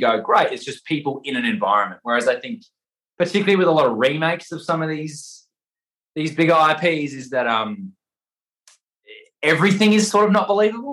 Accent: Perth, Western Australia, Australia; moved away as an adult; now in Sydney, Australia; I live in Sydney, Australia. I'm from Perth in Western Australia

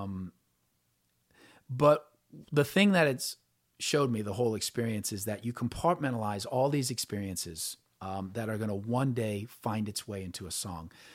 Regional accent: New Orleans, Louisiana, United States; I grew up in New Orleans

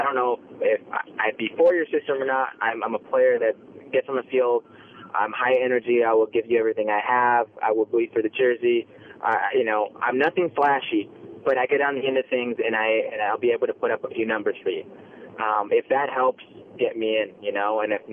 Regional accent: Las Vegas, Nevada, United States; born or raised there; also born or lived in Los Angeles, California; now in Canada

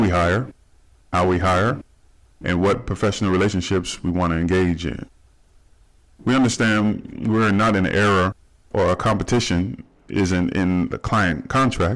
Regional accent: Dayton, Ohio, United States; moved away as an adult; also born or lived in Arizona; now in Southern California, United States; I was born and raised in Dayton, Ohio. I currently live in Southern California

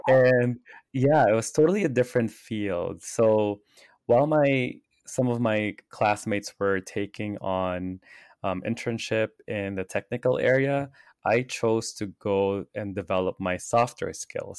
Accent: Philippines; now in Los Angeles, United States; I grew up in the Philippines

